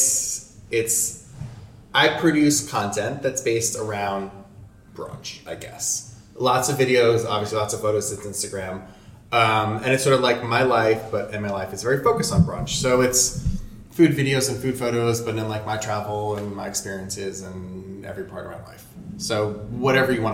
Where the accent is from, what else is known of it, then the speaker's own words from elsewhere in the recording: Westchester, New York, United States; also born or lived in Brooklyn, New York; I was born in Brooklyn and I grew up in Westchester, but so from 0 to 6 I was in Brooklyn